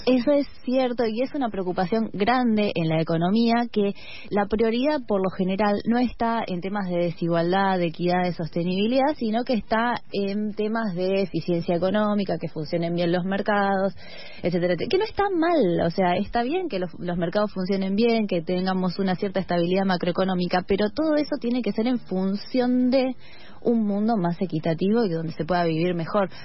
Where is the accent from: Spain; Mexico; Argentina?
Argentina; como argentines, como latinoamericanos